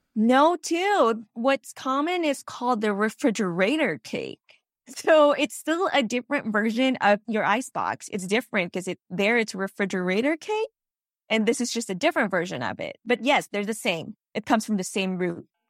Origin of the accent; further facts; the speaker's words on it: Philippines; moved away as an adult; now in Los Angeles, United States; I actually was born and raised in the Philippines